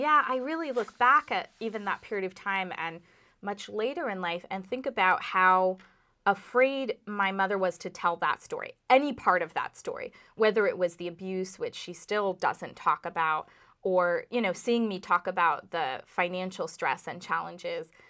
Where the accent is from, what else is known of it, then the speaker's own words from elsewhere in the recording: Los Angeles, California, United States; also born or lived in Burlington, Vermont; now in Vermont, United States; I did grow up in my Indian immigrant father and Jewish American mother's Irish pub in Los Angeles